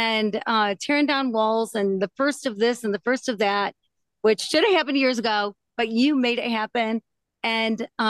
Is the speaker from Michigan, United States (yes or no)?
yes; Michigan, United States; I'm from Michigan, Midwestern